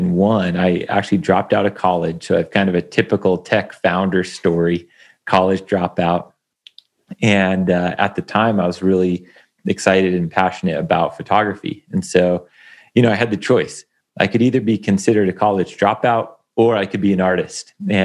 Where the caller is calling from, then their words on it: Bend, Oregon, United States; I'm coming in from Bend, Oregon.